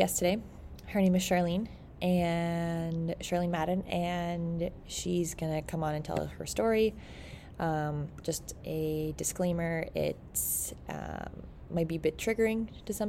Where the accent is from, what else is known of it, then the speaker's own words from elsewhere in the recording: Petawawa, Ontario, Canada; I grew up in a small town too, called Petawawa.